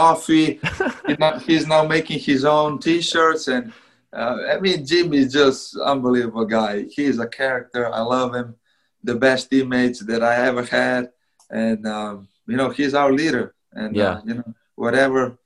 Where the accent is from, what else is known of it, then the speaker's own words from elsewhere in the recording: Slovenia; moved away; I'm from Slovenia, it's only 2 million people